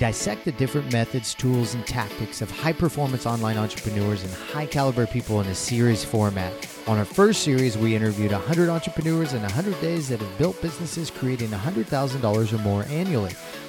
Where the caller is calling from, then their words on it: Chiang Mai, Thailand; I'm calling in from Chiang Mai, Thailand.